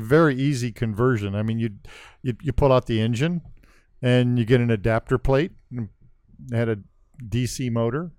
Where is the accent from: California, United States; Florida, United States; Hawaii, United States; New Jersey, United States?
California, United States; Central; also born or lived in Wisconsin; I grew up in Central California in farming communities.